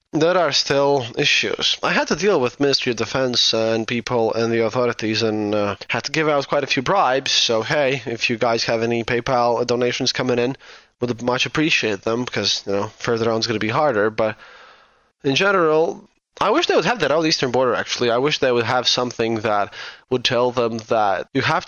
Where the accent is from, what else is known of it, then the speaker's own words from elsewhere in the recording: Riga, Latvia; accent: Baltic Russian accent; I come from Riga, where we kind of view ourselves as post-Soviet, even though we are a part of EU